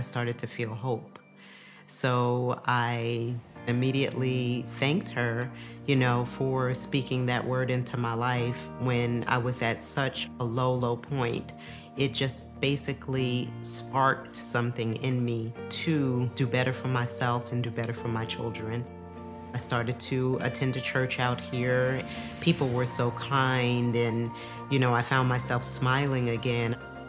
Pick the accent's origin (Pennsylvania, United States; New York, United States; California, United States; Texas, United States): New York, United States; I grew up in New York.